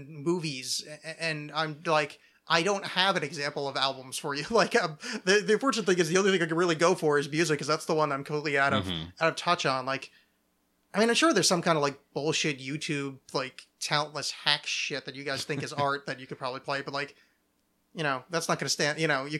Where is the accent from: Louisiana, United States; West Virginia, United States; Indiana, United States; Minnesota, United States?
Minnesota, United States; St. Paul; I'm from St. Paul.